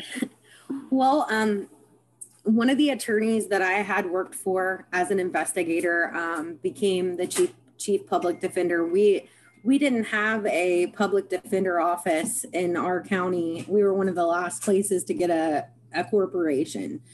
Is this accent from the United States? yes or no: yes; Parkersburg, West Virginia, United States; I was born in Parkersburg, West Virginia, and I have resided here my life, my whole life